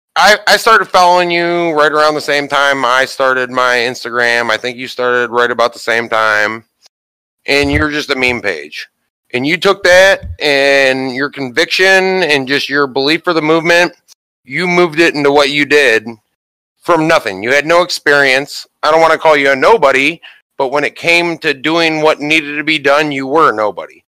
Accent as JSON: {"language": "English", "region": "Ohio", "country": "United States", "said": "my home state of Ohio"}